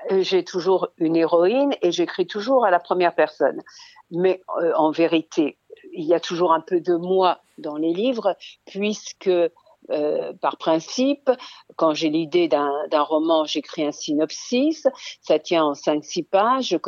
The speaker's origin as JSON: {"language": "French", "town": "Lyon", "region": "Auvergne-Rhône-Alpes", "country": "France", "tie": "born there", "said": "Donc, je suis née à Lyon dans le train parce que ma mère voulait accoucher à, Grenoble auprès de sa mère, laquelle habitait Grenoble"}